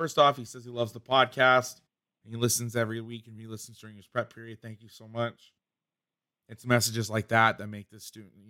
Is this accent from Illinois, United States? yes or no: no; Boston, Massachusetts, United States; It's like I'm from Boston.